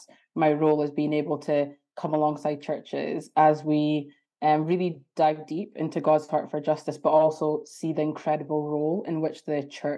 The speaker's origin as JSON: {"language": "English", "country": "Ghana", "also_born_or_lived": "Aberdeen", "lives_now": "Edinburgh, United Kingdom", "said": "So I'm from Ghana / Aberdeen, but I'm currently in Edinburgh at the moment."}